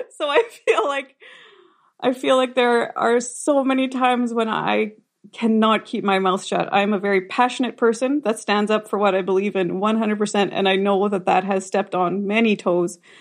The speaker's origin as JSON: {"language": "English", "town": "Rosenort", "region": "Manitoba", "country": "Canada", "tie": "born or raised there"}